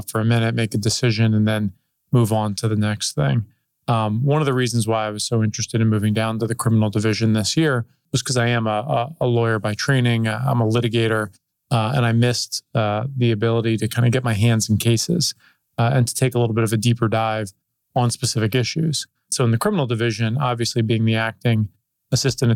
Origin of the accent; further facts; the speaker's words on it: Northern Virginia, United States; also born or lived in Washington, D.C. area; I grew up in Virginia, in the Northern Virginia area, and I've lived in the Washington, D.C. area most of my life.